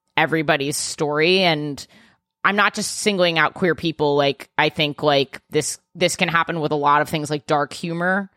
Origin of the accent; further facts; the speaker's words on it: New York, United States; I'm a New Yorker